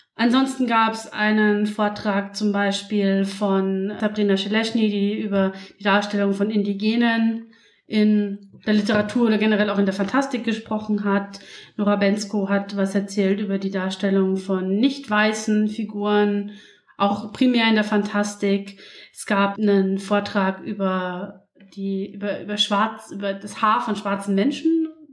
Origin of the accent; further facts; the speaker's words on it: Passau, Bavaria, Germany; Ich bin ja in Passau aufgewachsen